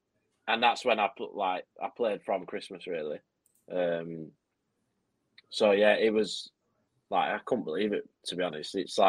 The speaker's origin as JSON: {"language": "English", "town": "Clitheroe", "region": "North West England", "country": "United Kingdom", "tie": "born or raised there", "said": "I didn't grow up in Burnley, but not far from Burnley. Were you Clitheroe? Clitheroe, yeah."}